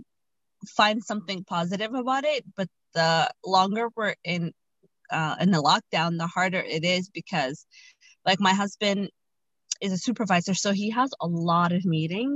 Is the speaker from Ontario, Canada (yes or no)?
yes; Ottawa, Ontario, Canada; moved away as an adult; now in Toronto, Canada; I'm from Ottawa. So Ottawa is like 5 hours away from Toronto. And my entire family lives in Ottawa. But I moved here after I got married